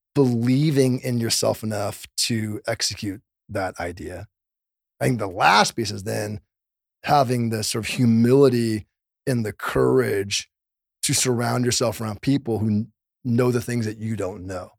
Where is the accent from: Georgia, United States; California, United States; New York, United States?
California, United States; Los Angeles; born or raised there